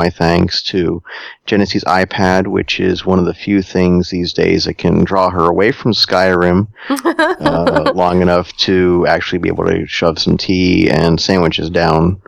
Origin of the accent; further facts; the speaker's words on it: Northeast, United States; I'm from the Northeast